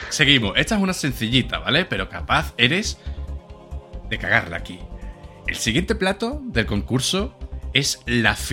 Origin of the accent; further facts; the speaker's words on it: Madrid, Community of Madrid, Spain; Soy de Madrid de pura cepa y te puedo asegurar que los bartulijos son de Madrid.